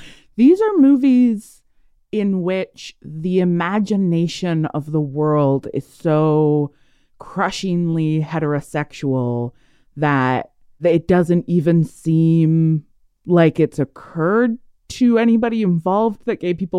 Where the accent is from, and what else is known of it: Canada